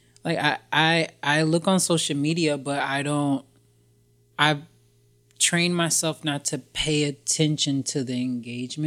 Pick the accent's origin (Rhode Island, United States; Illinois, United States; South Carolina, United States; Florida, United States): Florida, United States; Jacksonville; also born or lived in New York; now in Los Angeles, United States; I'm originally from Florida, Jacksonville, Florida.